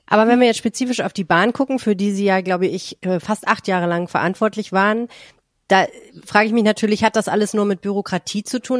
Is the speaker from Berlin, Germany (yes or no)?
no; Hamburg, Germany; Ich bin ja auch in Hamburg geboren